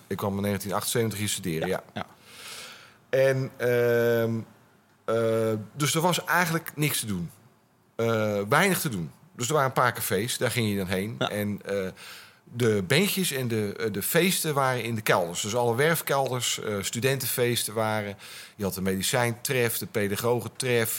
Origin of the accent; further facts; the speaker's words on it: Gouda, South Holland, Netherlands; moved away; also born or lived in Utrecht; ik kwam uit Gouda. Dat was een leuk provincieplaatsje.